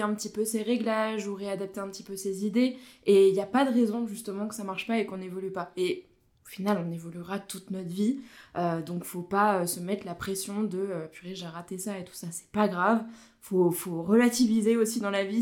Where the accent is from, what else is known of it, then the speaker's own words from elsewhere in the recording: Vosges, Grand Est, France; moved away as an adult; now in Haute-Savoie, France; je suis originaire des Vosges